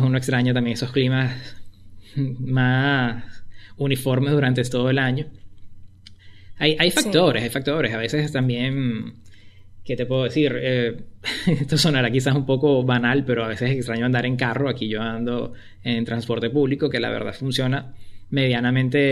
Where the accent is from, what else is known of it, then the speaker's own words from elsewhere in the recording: Caracas, Capital District, Venezuela; moved away as an adult; also born or lived in Spain; now in Argentina; como buen caraqueño